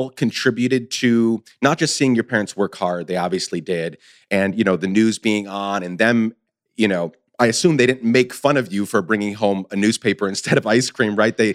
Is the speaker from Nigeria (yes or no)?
no; Guatemala; moved away as an adult; So I spent 10 years growing up in Guatemala, 10 to 19 and then moved back.